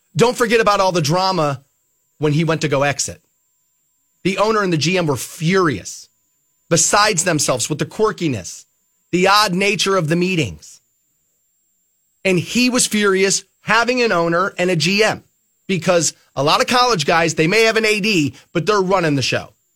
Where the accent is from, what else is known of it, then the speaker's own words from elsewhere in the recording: Twinsburg, Ohio, United States; a company in my hometown of Twinsburg called Allen Bradley